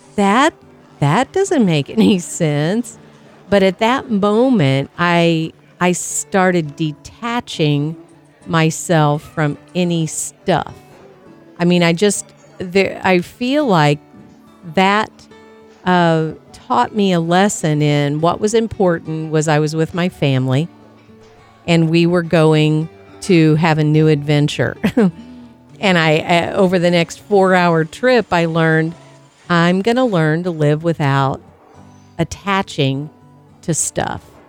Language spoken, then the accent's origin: English; Tornado Alley, United States; I grew up in Tornado Alley